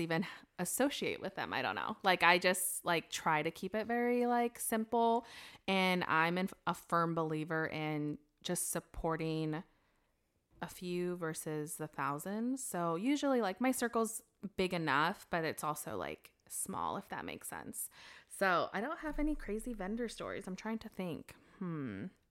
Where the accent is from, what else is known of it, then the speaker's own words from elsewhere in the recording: United States; moved away; I grew up in Washington.